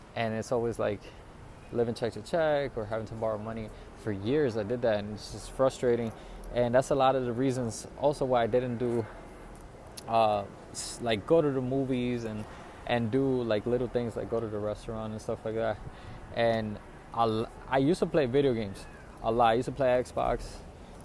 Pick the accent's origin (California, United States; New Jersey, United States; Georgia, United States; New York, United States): New York, United States; New York City; I moved back to New York City, back to my hometown